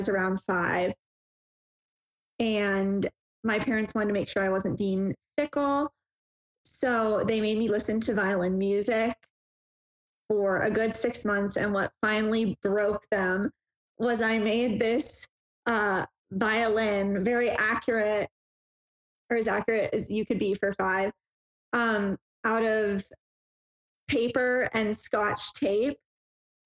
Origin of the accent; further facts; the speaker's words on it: Denver, Colorado, United States; I was born in Denver, Colorado, and that's currently where I reside